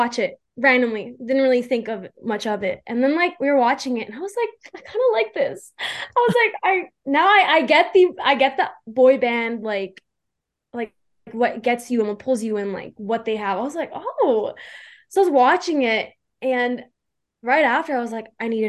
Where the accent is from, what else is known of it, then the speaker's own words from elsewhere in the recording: Calgary, Alberta, Canada; I'm 21. I'm from Calgary, Alberta, Canada.